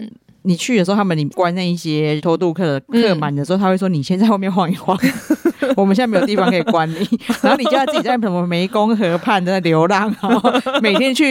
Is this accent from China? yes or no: no; Taiwan; 我们台湾人